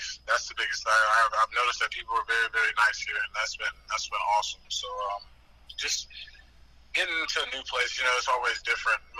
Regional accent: Greensboro, North Carolina, United States; I'm from the South, from Greensboro

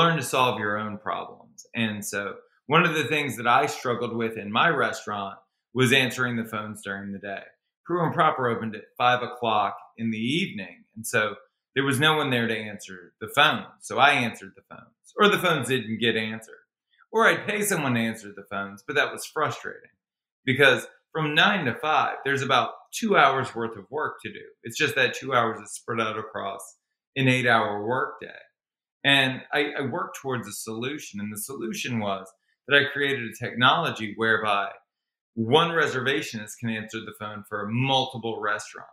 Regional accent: Baton Rouge, Louisiana, United States; moved away as an adult; now in Los Angeles, United States; I was born and raised in Baton Rouge, Louisiana, which is a small town in the deep south

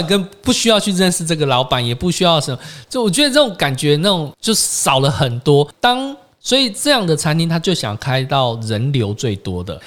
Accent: Taiwan; 我们台湾人

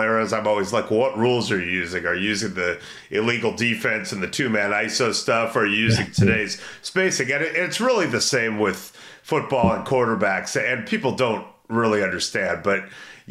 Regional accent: Brentwood, California, United States; I'm from Brentwood

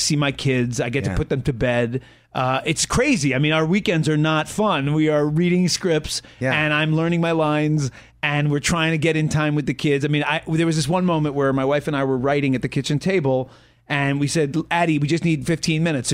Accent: New York City, New York, United States; moved away; I was raised in New York. Yeah, I grew up on the Upper East Side.

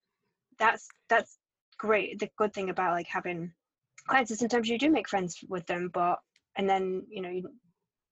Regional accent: England, United Kingdom; moved away; I started working for an architecture firm in England, in my hometown, when I was 16.

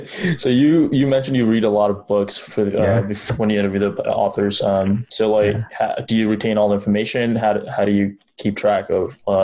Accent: Nepal; now in United States; So I was born and raised in Nepal. Been in the States for half my life.

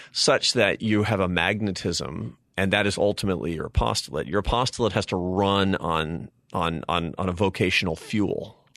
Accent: Seattle, Washington, United States; I grew up in Seattle, Washington, to a, a family of artists and academics

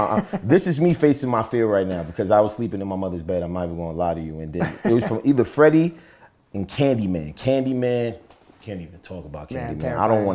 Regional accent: Bronx, New York, United States; I'm from the Bronx.

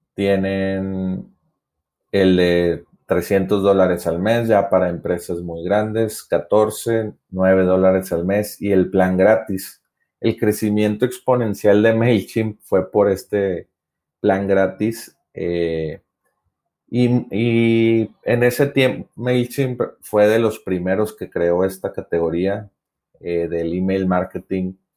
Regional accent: Monterrey, Nuevo León, Mexico; yo soy de Monterrey, Nuevo León, México

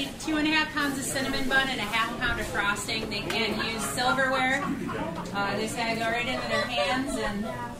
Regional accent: Auburn, New York, United States; I'm from Auburn, so I'm just outside of Seneca Falls.

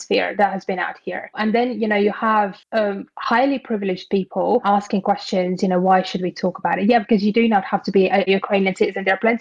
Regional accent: Latvia; also born or lived in United Kingdom; now in South America; I'm originally from Latvia. I have spent over a decade in the UK, working there, living there, studying there, building my career out there. And currently I live in South America

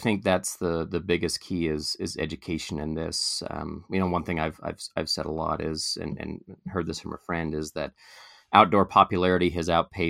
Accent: Portland, Oregon, United States; I grew up in Portland, Oregon.

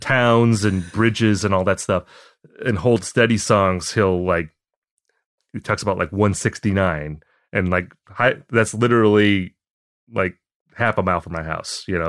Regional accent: Appleton, Wisconsin, United States; moved away as an adult; also born or lived in Eau Claire, Wisconsin; now in Minneapolis, United States; I grew up in a town called Appleton

